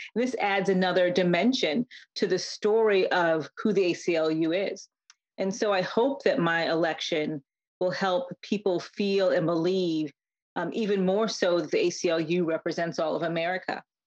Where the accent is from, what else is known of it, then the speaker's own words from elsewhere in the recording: Connecticut, United States; I grew up in Connecticut as the child of Jamaican immigrants